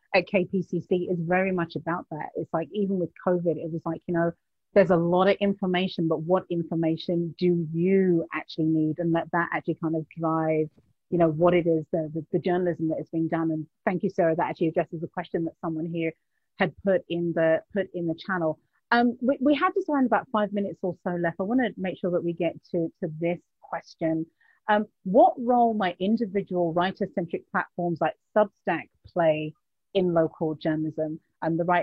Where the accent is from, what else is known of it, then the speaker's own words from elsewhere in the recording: United Kingdom; accent: British; I'm saying it with my British accent